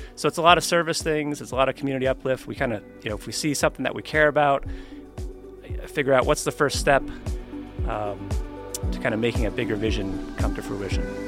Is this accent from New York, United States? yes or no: yes; New York, United States; also born or lived in Colorado / San Francisco / Keene, New Hampshire; now in Reno, United States; I grew up in New York